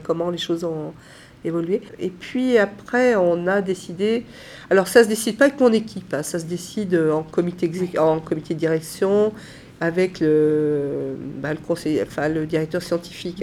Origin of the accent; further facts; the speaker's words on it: Saint-Étienne, Auvergne-Rhône-Alpes, France; je suis née à Saint-Étienne, euh, fière d'être stéphanoise